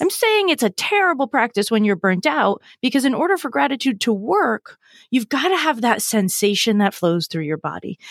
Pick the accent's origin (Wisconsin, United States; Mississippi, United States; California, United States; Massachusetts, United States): Massachusetts, United States; I'm from Massachusetts.